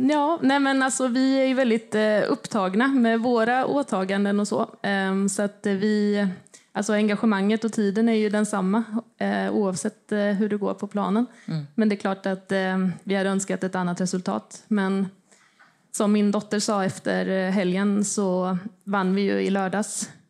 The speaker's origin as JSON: {"language": "Swedish", "town": "Motala", "region": "Östergötland", "country": "Sweden", "moved": "yes", "lives_now": "Malmö, Sweden", "said": "Som ni hör är jag inte från Malmö. men Jag flyttade hit för 20 år sedan eh, från Motala."}